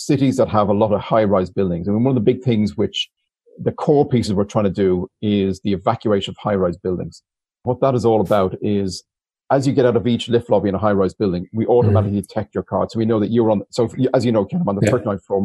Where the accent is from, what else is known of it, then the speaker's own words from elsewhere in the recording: Dublin, Leinster, Ireland; I'm from Dublin, from Mauritania in particular, where when I was 11, we had 48 neighbors die in the Stardust fire